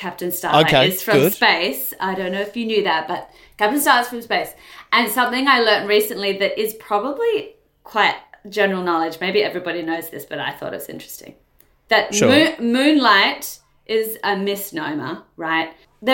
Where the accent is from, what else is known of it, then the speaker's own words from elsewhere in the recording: Perth, Western Australia, Australia; now in Sydney, Australia; I'm from Perth.